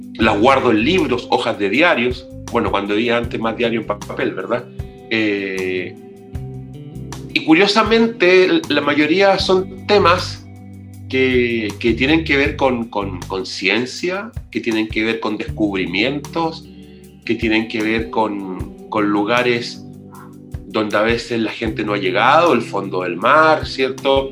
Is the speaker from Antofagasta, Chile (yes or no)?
yes; Antofagasta, Chile; now in Santiago, Chile; yo soy nortino, soy antofagastino, vivo aquí en Santiago hace mucho tiempo